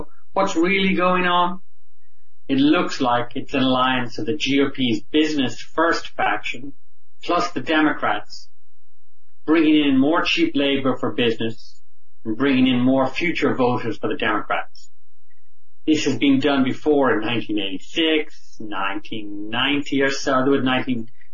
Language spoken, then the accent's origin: English; Ireland; now in United States; I'm an Irish immigrant